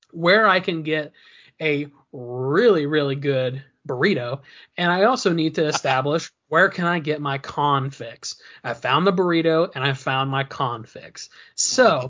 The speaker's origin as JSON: {"language": "English", "region": "Indiana", "country": "United States", "tie": "born or raised there", "moved": "as an adult", "lives_now": "Cantonment, United States", "said": "both Dave and I are Indiana natives. We both were born and raised in Indiana"}